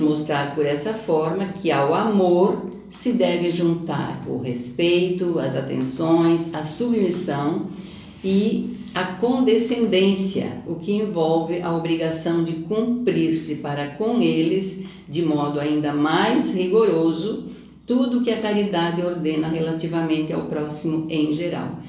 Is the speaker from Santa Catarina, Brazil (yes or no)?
yes; Siderópolis, Santa Catarina, Brazil; now in Criciúma, Brazil; eu sou daquela terra